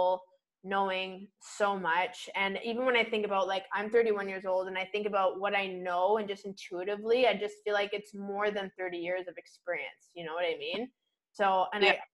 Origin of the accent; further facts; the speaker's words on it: Vancouver Island, British Columbia, Canada; moved away; also born or lived in Toronto; I'm from Vancouver Island